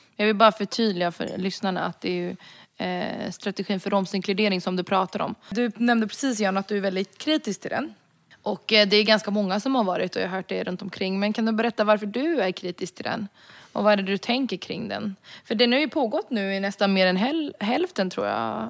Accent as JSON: {"language": "Swedish", "country": "Sweden", "said": "jag är rom från Sverige"}